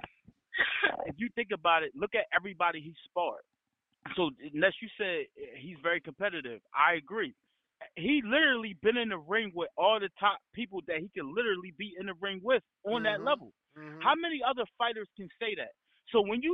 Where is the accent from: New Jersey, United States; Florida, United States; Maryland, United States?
New Jersey, United States; I'm from Jersey